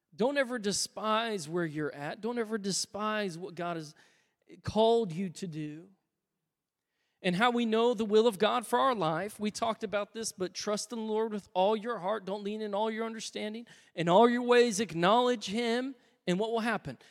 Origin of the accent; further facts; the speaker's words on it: United States; I'm an American